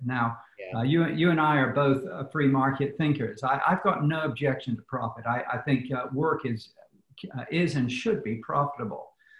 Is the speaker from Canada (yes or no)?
no; United Kingdom; now in United States; Because I come from the British system, which has a socialized medical system, I understand what you see of socialism.